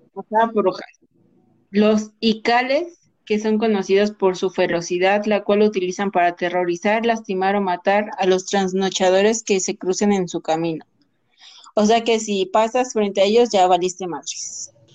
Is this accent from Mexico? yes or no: yes; Mexico; de aquí de nuestro lindísimo país México